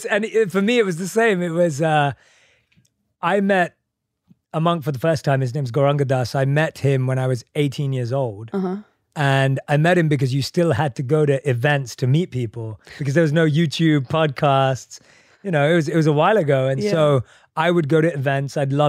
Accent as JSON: {"language": "English", "region": "London", "country": "United Kingdom", "tie": "born or raised there", "said": "Born and raised in London."}